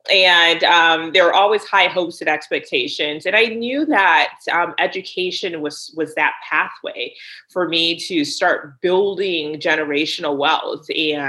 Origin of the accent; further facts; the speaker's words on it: Liberia; also born or lived in United States; I mean, I was born here in the States, but I did live in Liberia for about 8 years, I would say.